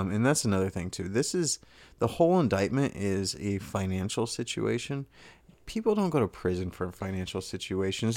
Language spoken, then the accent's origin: English; Texas, United States; I grew up in Texas